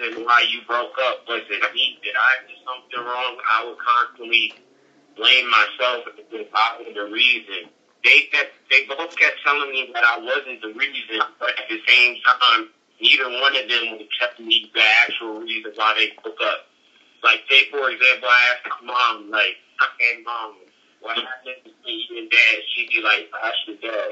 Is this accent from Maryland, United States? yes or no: yes; Chesapeake Beach, Maryland, United States; growing up in Georges County, growing up in Warburg, in Chesapeake Beach